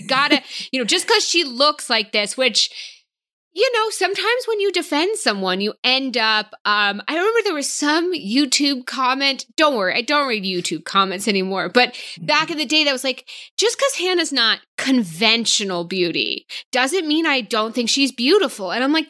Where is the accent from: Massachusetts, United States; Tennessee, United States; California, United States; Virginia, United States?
Massachusetts, United States; right outside of Boston; I'm from right outside of Boston.